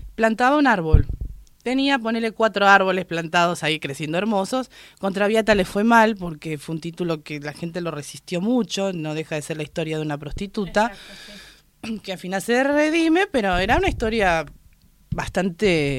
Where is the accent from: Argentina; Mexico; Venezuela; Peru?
Argentina; Lanús, Buenos Aires Province